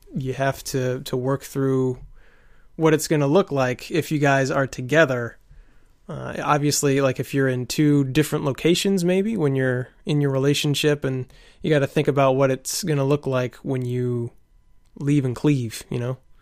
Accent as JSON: {"language": "English", "country": "United States", "said": "I'm from America"}